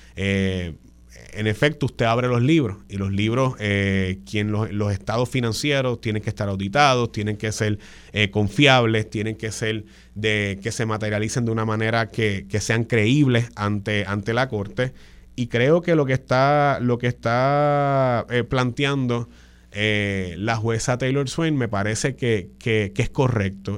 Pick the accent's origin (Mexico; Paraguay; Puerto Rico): Puerto Rico; San Juan; en la zona metropolitana de San Juan, de donde yo vengo